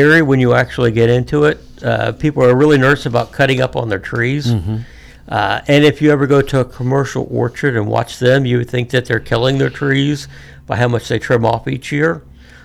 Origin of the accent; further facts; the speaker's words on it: Florida, United States; moved away as an adult; also born or lived in Amesville, Ohio / Arkansas / Missouri; now in Athens County, Ohio, United States; we ended up moving down to down to Florida. And I spent the rest of my youth growing up in Florida.